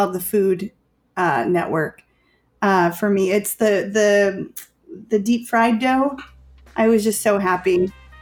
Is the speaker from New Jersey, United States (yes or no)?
no; Chicago, Illinois, United States; I'm from Chicago